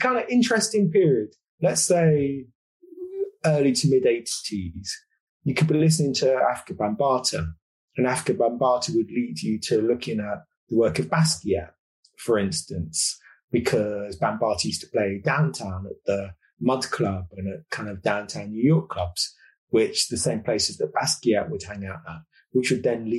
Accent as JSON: {"language": "English", "region": "London", "country": "United Kingdom", "tie": "born or raised there", "said": "I grew up in London, sort of in the 1970s and the 1980s in Northwest London, a place called Kingsbury"}